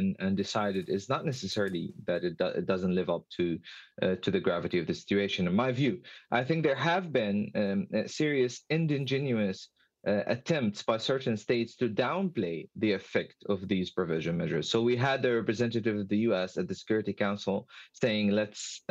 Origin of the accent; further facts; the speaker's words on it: Gaza, Gaza Strip, Palestine; moved away; I'm originally from Gaza. I lived through and survived three of those military aggressions on the Gaza Strip